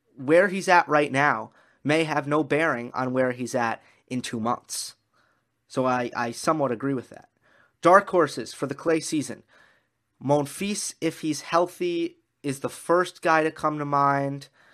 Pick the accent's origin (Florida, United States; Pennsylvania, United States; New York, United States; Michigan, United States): New York, United States; I am a New Yorker.